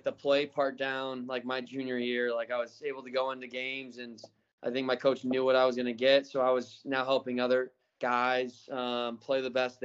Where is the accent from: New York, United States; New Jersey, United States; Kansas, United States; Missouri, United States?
Missouri, United States; St. Louis; also born or lived in Newport Beach, California / Tulsa, Oklahoma; I was born in Newport Beach, California. Lived there for 2 or 3 years. We moved to Tulsa, where my dad started his business. And then we moved to St. Louis, where obviously I played for St. Louis FC, went to school there, and then went to college.